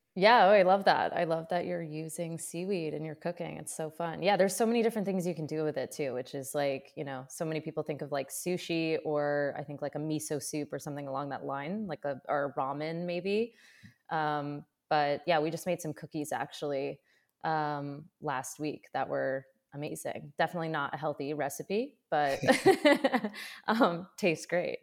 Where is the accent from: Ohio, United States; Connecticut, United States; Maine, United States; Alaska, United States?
Maine, United States; central; also born or lived in Colorado; I grew up in Maine, so I, I grew up in like central Maine